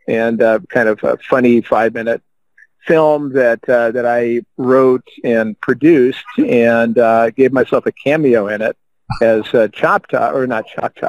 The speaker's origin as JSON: {"language": "English", "region": "Illinois", "country": "United States", "said": "I come from the Midwest"}